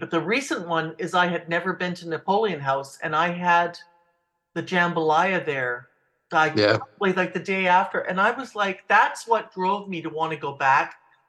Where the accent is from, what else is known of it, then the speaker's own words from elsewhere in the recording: Vancouver Island, British Columbia, Canada; I'm from Vancouver Island